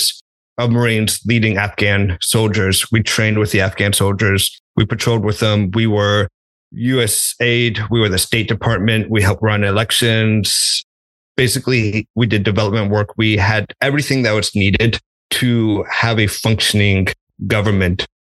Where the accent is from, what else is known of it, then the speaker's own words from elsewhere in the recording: Texas, United States; moved away as an adult; also born or lived in Oklahoma; I was from Texas, went to college in Oklahoma, hadn't explored the world all that much.